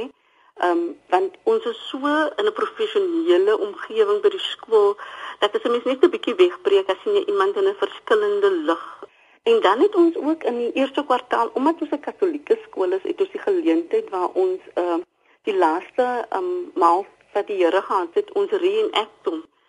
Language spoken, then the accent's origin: Afrikaans; Cape Town, Western Cape, South Africa; Ek is dametjie wat van die Kaapse vlakte af kom.